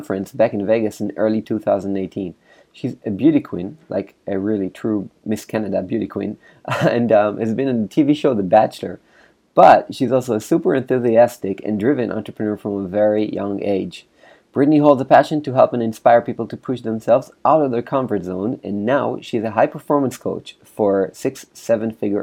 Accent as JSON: {"language": "English", "country": "Israel", "said": "I'm from Israel"}